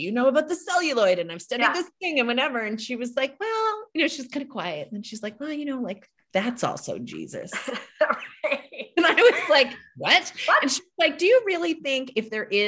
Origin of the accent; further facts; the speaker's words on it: outside of Boston, Massachusetts, United States; I was raised outside of Boston in a Catholic church